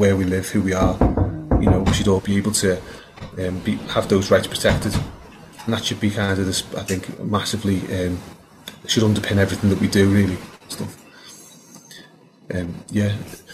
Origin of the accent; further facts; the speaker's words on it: Liverpool, North West England, United Kingdom; moved away as an adult; also born or lived in St Helena; when I was growing up in Liverpool in the '80s, always out on the estate